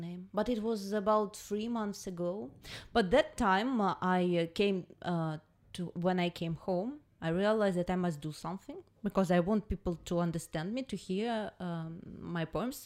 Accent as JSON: {"language": "English", "country": "Russia", "second_language": "English"}